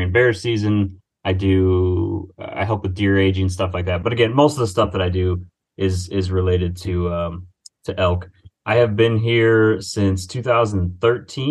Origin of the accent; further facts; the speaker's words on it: Finger Lakes region, Western New York, United States; moved away as an adult; also born or lived in Montana; now in Pennsylvania, United States; I am originally from Western New York, so like Finger Lakes region